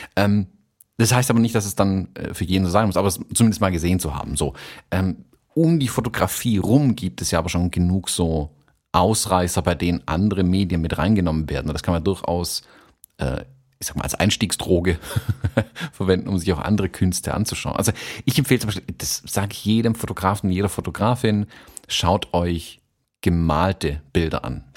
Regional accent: Stuttgart, Baden-Württemberg, Germany; bei uns in Stuttgart

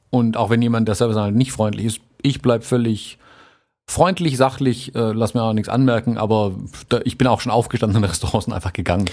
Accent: Germany; bei uns in Deutschland

